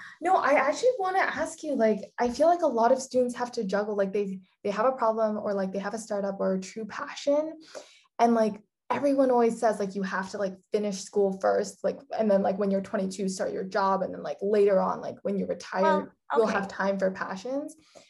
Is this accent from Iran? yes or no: no; Singapore; also born or lived in Hong Kong / Netherlands; I'm originally from Singapore, but I lived in like Hong Kong and the Netherlands for a really long time.